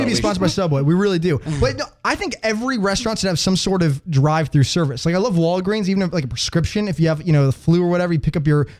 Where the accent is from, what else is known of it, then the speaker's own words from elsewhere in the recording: Chicago, Illinois, United States; moved away; That's my state. I'm from Chicago, if you didn't know.